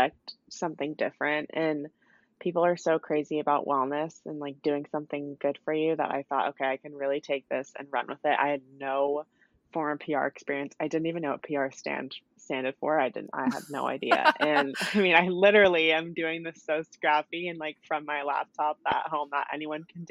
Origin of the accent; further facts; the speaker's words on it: California, United States; I grew up in California